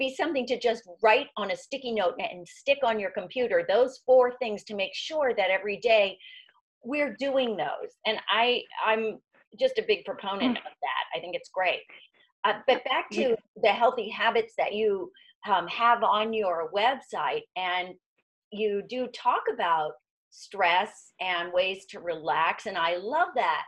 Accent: Miami Beach, Florida, United States; growing up in Miami Beach, Florida

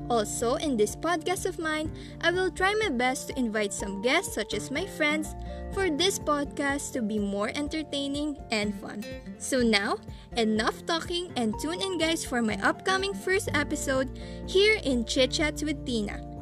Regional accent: Philippines; first language Filipino; English is a second language; I am an 18 year old Filipina

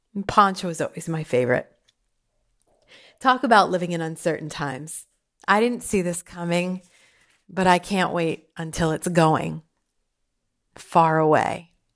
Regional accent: Pottsville, Pennsylvania, United States; I grew up in Pottsville

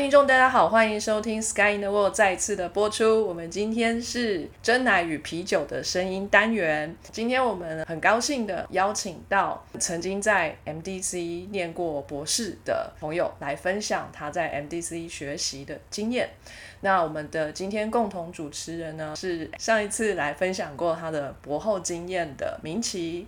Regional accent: Taiwan; accent: Taiwanese accent; also born or lived in United Kingdom / United States; 我不想要改我的台湾口音

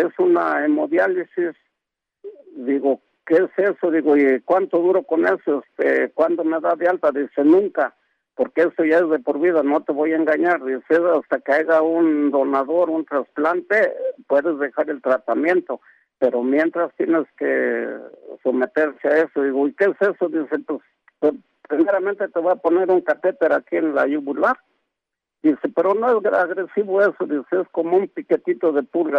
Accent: Veracruz, Mexico; now in Mexico City, Mexico; yo hablo ahorita de aquí, este, de aquí de la Ciudad de México, pero yo soy del estado de Veracruz

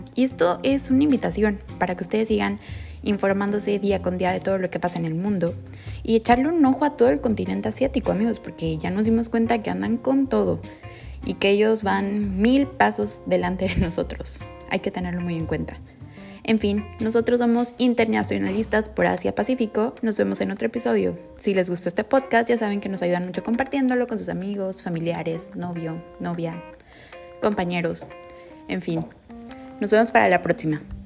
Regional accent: Mexico; igualitos a nosotros los mexicanos

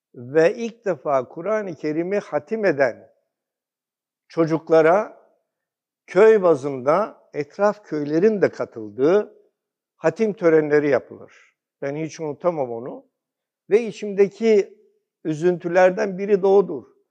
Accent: Komotini, Eastern Macedonia and Thrace, Greece; now in Turkey; ben aslen Batı Trakya, Gümücine doğumluyum

